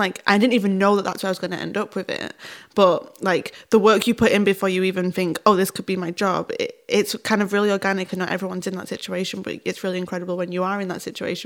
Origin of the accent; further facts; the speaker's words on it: United Kingdom; we're British, or if this is specifically because we're both Northern